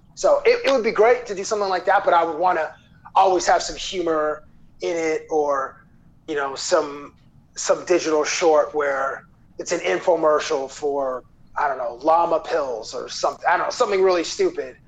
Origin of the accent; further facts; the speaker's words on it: Toronto, Ontario, Canada; born and raised in Toronto